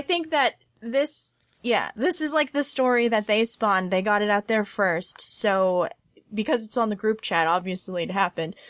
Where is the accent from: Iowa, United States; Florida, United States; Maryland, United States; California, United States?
California, United States; Southern; I grew up in Southern California and, like, not in L